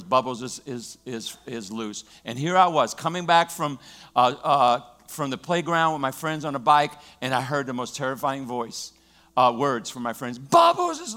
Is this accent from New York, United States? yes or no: no; Louisiana, United States; I grew up in Louisiana